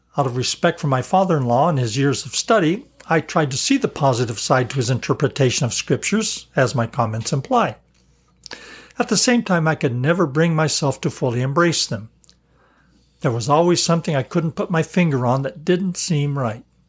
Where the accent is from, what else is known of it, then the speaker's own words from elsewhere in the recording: Colorado, United States; I was an outsider from Colorado with family ties in Arkansas.